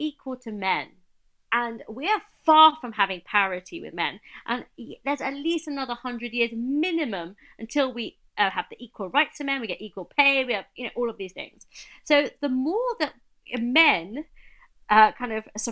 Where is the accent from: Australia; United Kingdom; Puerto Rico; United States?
United Kingdom; we're British and we're here